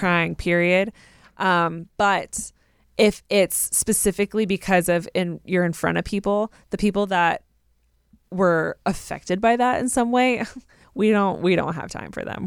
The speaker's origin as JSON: {"language": "English", "region": "Southern California", "country": "United States", "tie": "born or raised there", "said": "I grew up in Southern California."}